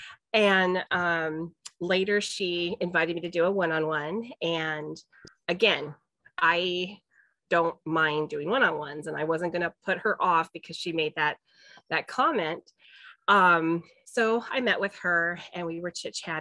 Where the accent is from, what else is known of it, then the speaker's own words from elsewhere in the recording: California, United States; moved away; I'm from California